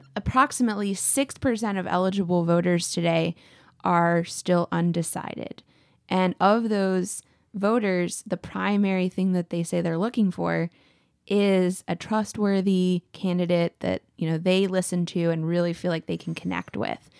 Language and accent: English; Texas, United States; as a Texan